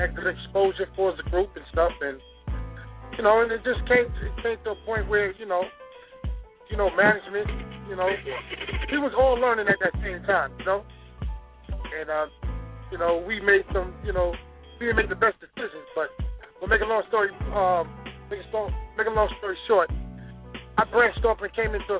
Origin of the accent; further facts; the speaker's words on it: Long Island, New York, United States; I'm actually from New York, Long Island